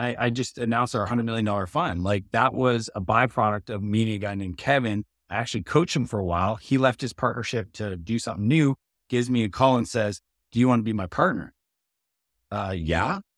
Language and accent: English; Canada; I'm Canadian